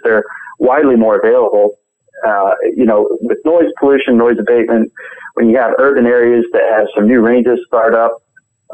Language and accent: English; Virginia, United States; also born or lived in North Carolina; now in Illinois, United States; I was raised in Virginia and grew up a lot in North Carolina and such, but yeah, I married into Illinois